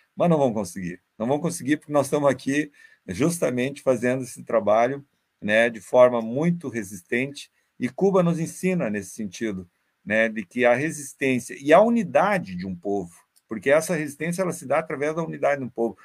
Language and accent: Portuguese; Brazil; Nós, enquanto brasileiros e latino-americanos